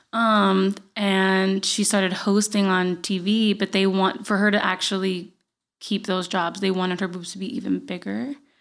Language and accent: English; Guaynabo, Puerto Rico; accent: Puerto Rican; moved away as an adult; now in United States; I grew up in Guaynabo, Puerto Rico.